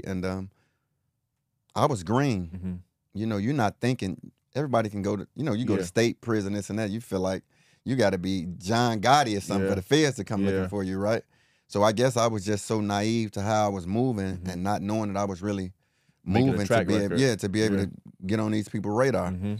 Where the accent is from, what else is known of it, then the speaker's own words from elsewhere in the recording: Chicago, Illinois, United States; starting out, I grew up in the Henry Horner Projects in mm-hmm. Chicago.